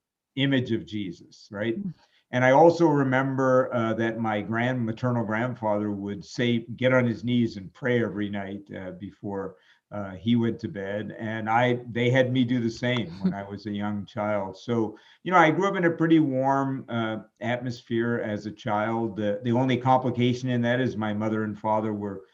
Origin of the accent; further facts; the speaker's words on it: New York City, New York, United States; I grew up in New York City